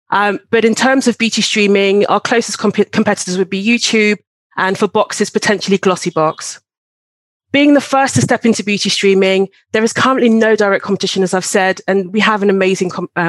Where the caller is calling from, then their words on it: London, United Kingdom; I'm calling from London, UK.